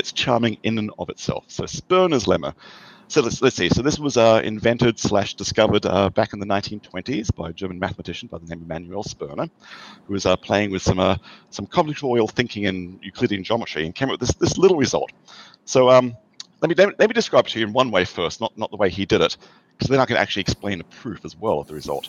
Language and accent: English; Australia; moved away as an adult; now in United States; I have an accent. I grew up in Australia and came to the US 30 years ago for my PhD